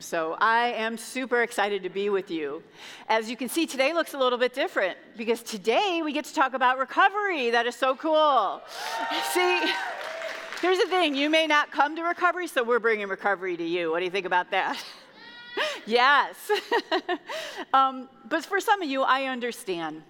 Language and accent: English; Chicago, Illinois, United States; moved away as an adult; now in Indiana, United States; I'm from Chicago, and um, I moved to Indiana 13 years ago with my two children, and I left my family back home